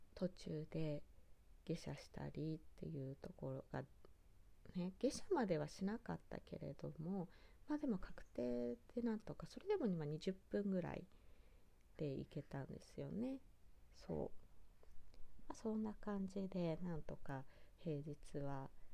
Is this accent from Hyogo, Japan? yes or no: no; Kitakata, Fukushima, Japan; 地元の会津喜多方のラーメン